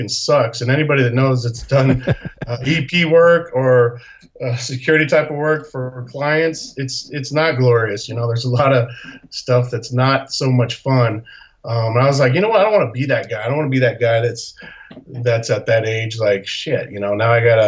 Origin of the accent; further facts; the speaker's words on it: Salt Lake City, Utah, United States; moved away as an adult; also born or lived in Rome, Italy; I grew up in Salt Lake City, Utah